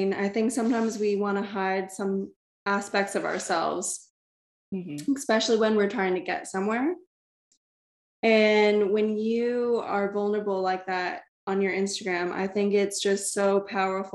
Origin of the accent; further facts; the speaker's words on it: Connecticut, United States; moved away as an adult; now in Australia; growing up in Connecticut, that's where I'm from.